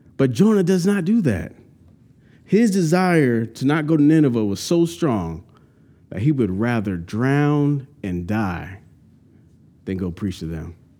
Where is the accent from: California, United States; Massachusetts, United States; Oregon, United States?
California, United States; now in North Carolina, United States; I'm from California, went to Santa Cruz Beach almost once a month, cool weather.